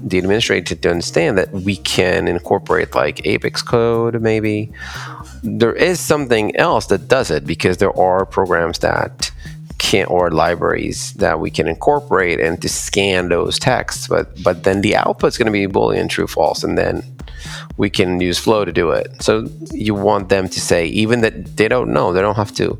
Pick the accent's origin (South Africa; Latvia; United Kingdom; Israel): Israel; I'm from Israel